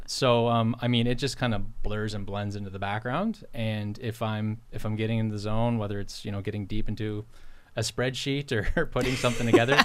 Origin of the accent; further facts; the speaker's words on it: Port Williams, Nova Scotia, Canada; moved away as an adult; now in Timberlea, Canada; home originally for me is Port Williams, Nova Scotia, and, and the valley. Um, so I grew up on a poultry and dairy farm there